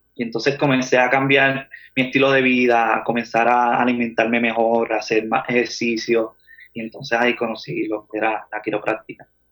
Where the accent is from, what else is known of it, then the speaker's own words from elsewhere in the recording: Manatí, Puerto Rico; moved away as an adult; now in Atlanta, United States; yo nací en Manatí, pasé mi niñez en Manatí, estudié en Manatí